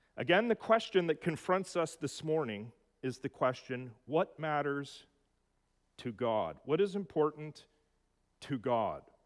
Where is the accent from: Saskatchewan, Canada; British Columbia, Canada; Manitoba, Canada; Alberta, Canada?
Alberta, Canada; Edmonton; In my hometown of Edmonton